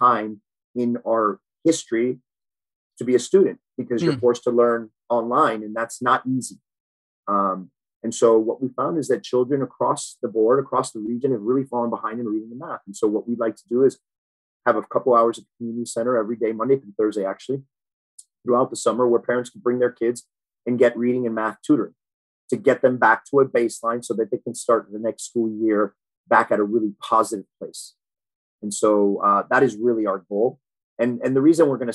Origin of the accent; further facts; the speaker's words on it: Miami, Florida, United States; also born or lived in Boston / Key Biscayne; I moved down to Miami, South Miami, when I was five years old. I lived there till I was about 13